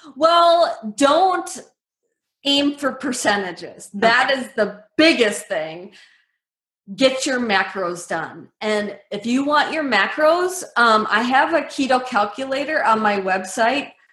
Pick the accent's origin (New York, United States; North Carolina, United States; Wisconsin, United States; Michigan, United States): Wisconsin, United States; Medford; I grew up in Medford, Wisconsin